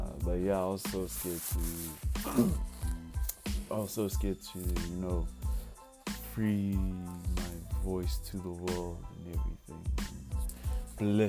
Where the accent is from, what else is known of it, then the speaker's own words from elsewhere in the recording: Pretoria, Gauteng, South Africa; I hail from Pretoria, the east side